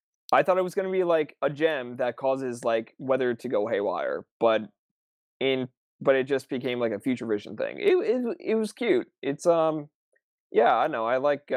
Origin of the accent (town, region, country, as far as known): New Jersey, United States